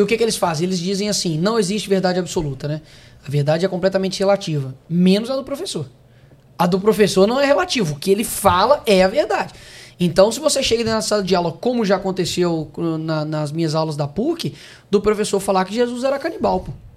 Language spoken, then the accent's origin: Portuguese; Belo Horizonte, Minas Gerais, Brazil; Eu sou de BH.